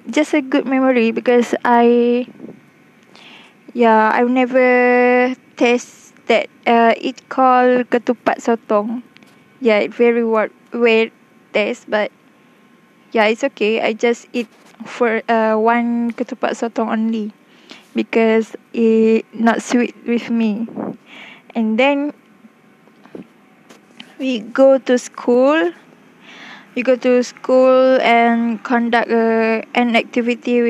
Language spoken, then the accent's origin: English; Selangor, Malaysia; moved away; also born or lived in Terengganu; I came from Selangor